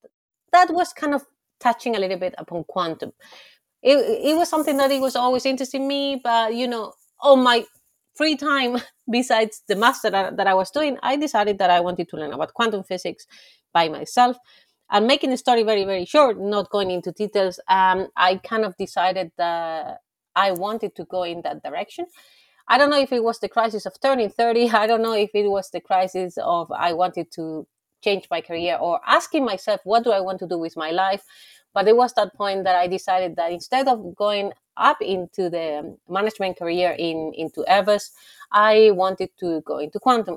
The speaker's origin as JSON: {"language": "English", "country": "Spain", "also_born_or_lived": "Germany / France", "moved": "as an adult", "said": "I'm from Spain"}